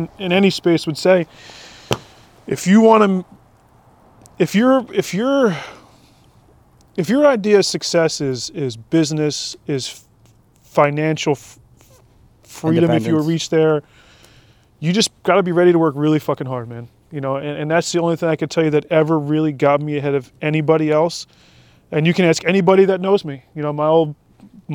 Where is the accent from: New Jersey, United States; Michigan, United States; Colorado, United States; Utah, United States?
New Jersey, United States; Keyport; we grew up in Keyport when I was younger.